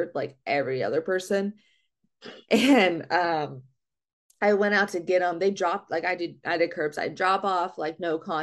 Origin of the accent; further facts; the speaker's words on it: Wyoming, United States; I'm from Wyoming